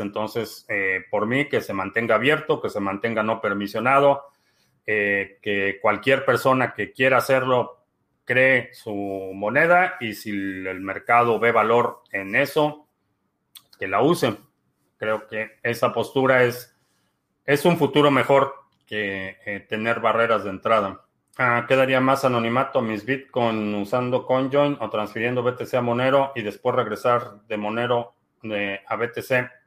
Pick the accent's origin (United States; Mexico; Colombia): Mexico; nací y crecí en México